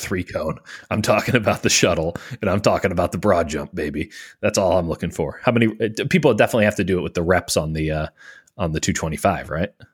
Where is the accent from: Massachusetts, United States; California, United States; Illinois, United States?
Illinois, United States; Chicago; my hometown of the city of Chicago